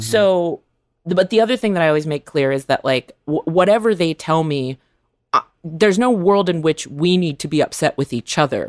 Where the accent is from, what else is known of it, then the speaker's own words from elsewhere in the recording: California, United States; growing up in California